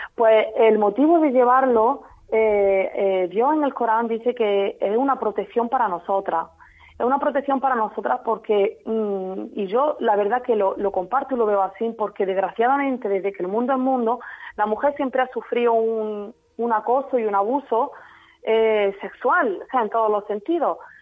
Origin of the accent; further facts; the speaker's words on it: Jaén, Andalusia, Spain; Yo soy de Jaén. Yo nací en Jaén, mi padre es extremeño